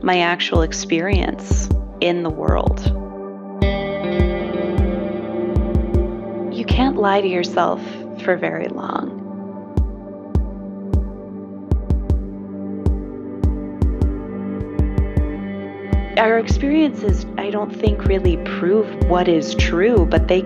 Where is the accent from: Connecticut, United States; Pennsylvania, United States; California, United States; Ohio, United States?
Pennsylvania, United States; Pittsburgh; I grew up in Pennsylvania, here in Pittsburgh, Pennsylvania, in a fundamentalist evangelical Christian church